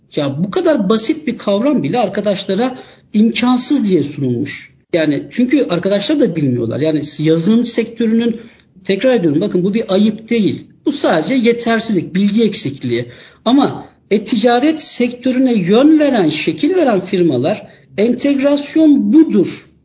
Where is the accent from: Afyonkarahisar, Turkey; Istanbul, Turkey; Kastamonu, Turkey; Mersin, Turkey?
Istanbul, Turkey; 1980 İstanbul doğumluyum.